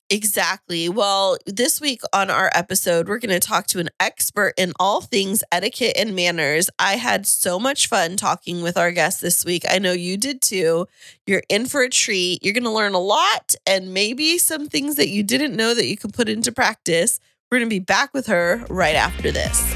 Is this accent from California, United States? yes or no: yes; Kingsburg, California, United States; moved away; where I grew up in Kingsburg